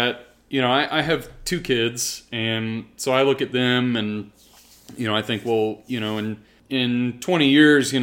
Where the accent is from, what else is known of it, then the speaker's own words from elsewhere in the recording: Brenham, Texas, United States; also born or lived in Houston, Texas; moved to Brenham at a young age, and that's kind of where we ended up, until I graduated high school